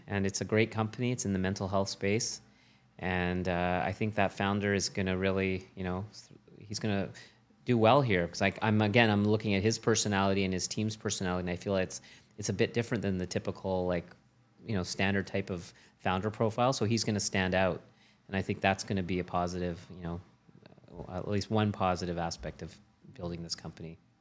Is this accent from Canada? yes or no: yes; Canada; As a Canadian